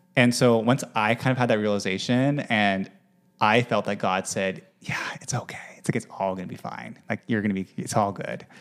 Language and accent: English; Utah, United States; also born or lived in Manhattan, New York; now in New York, United States; I'm from Utah originally